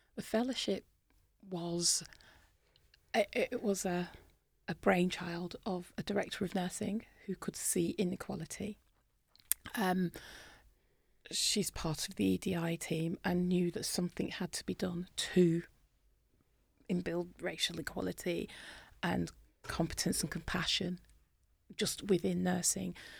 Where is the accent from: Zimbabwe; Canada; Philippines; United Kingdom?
United Kingdom; accent: British; In my British accent